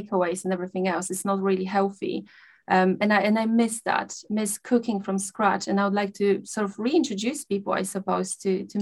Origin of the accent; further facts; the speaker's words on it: Poland; moved away; I grew up in a small village in Poland. I come from Poland.